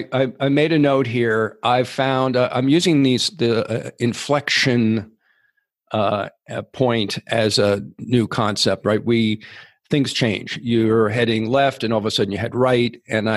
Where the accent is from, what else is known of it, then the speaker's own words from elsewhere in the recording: New York City, New York, United States; moved away as an adult; also born or lived in San Francisco / Minneapolis / London / Oregon; now in Mexico; I grew up in New York City on mostly on Central Park West and 57th Street, those two spots in Manhattan, half a block from Carnegie Hall, half a block from Tiffany's.